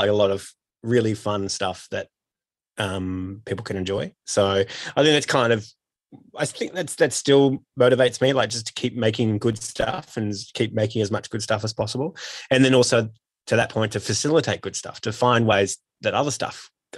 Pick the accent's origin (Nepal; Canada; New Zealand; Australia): Australia; born or raised there; moved away as an adult